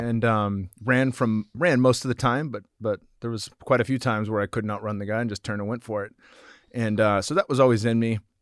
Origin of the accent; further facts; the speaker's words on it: San Jose, California, United States; it was in San Jose, my hometown at the Shark Tank.